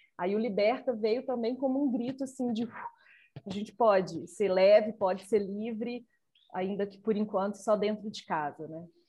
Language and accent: Portuguese; Nova Lima, Minas Gerais, Brazil; Nova Lima, a cidade onde eu nasci, onde eu vivo